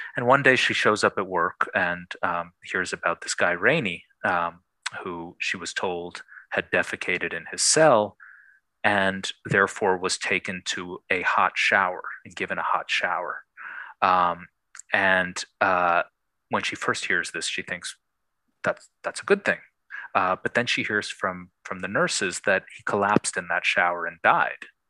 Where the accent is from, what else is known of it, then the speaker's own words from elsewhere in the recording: Buffalo, New York, United States; I grew up in Buffalo, New York